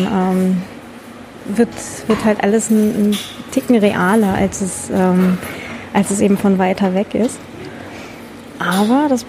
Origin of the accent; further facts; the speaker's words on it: Germany; außerdem bin ich ja Deutsche, deswegen ist er so uninteressant.